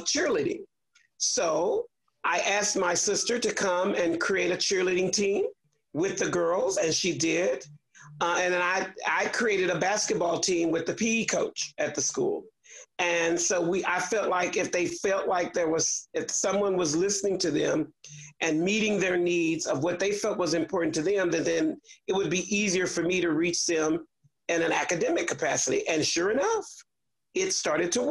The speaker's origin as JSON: {"language": "English", "town": "Houston", "region": "Texas", "country": "United States", "tie": "born or raised there", "said": "I grew up in Fifth Ward"}